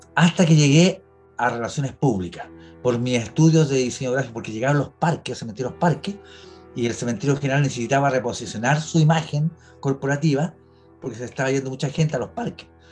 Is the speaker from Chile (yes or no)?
yes; Chile; soy chileno de corazón